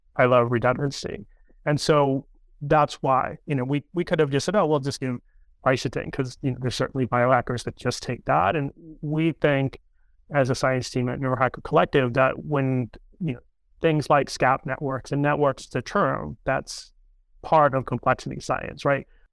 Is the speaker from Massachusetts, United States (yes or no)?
yes; near Cape Cod, Massachusetts, United States; moved away; We grew up near Cape Cod in a little fishing town together